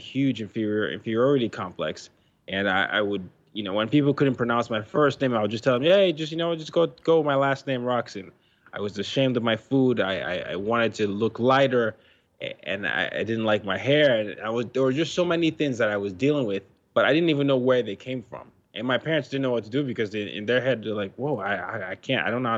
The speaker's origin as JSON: {"language": "English", "country": "Nigeria", "moved": "yes", "lives_now": "United States", "said": "And then I moved to United States and people didn't believe I came from Nigeria because they had a one-note view of that."}